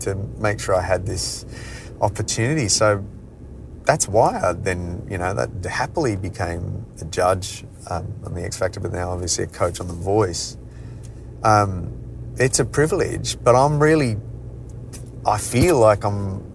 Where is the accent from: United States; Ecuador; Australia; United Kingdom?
Australia; Adelaide, South Australia; I grew up in Adelaide